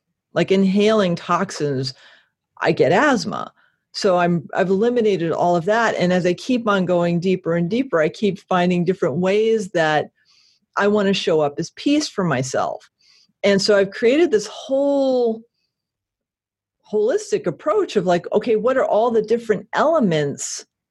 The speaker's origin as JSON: {"language": "English", "region": "Connecticut", "country": "United States", "moved": "yes", "lives_now": "Portland, United States", "said": "I escaped from Connecticut"}